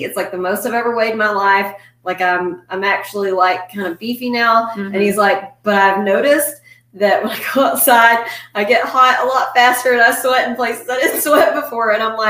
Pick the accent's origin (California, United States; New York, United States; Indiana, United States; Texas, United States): Texas, United States; I was born in Texas.